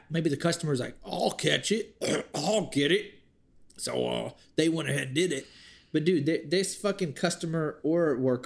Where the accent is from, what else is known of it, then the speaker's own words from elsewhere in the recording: Bastrop, Texas, United States; we're from Bastrop